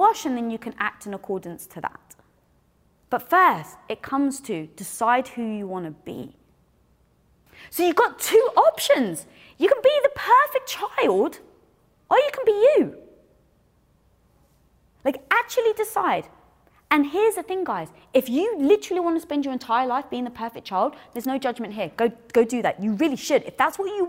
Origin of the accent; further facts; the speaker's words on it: United Kingdom; I'm British. I'm Greek.